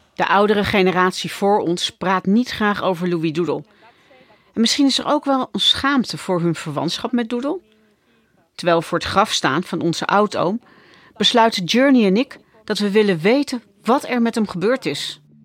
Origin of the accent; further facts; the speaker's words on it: Netherlands; Ik ben ook nog eens een keer opgegroeid in Nederland